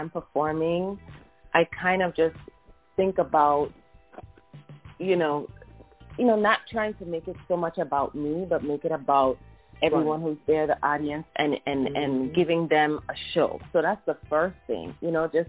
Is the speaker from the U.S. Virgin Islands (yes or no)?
yes; U.S. Virgin Islands; I'm from the Caribbean, the U.S. Virgin Islands, and so I'm exposed to so many different musical influences because our culture is a melting pot.